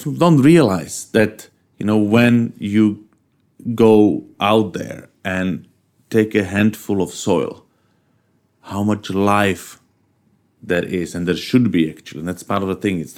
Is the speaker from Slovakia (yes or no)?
yes; Bratislava, Bratislava Region, Slovakia; I come from Bratislava, capital of Slovakia, just downstream on the Danube from Vienna